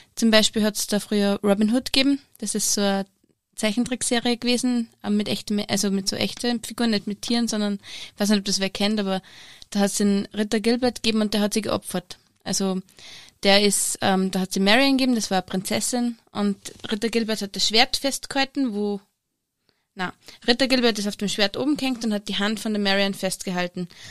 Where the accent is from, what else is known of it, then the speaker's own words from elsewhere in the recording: Steyr, Upper Austria, Austria; ich bin Zahnärztin und ich komme aus Steyr